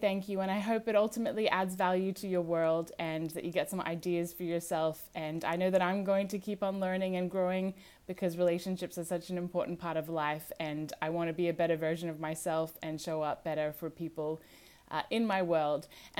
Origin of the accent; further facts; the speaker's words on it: Australia; I'm originally from Australia, although I do sound American, so as you may listen to this, you might sound or pick up some different accents.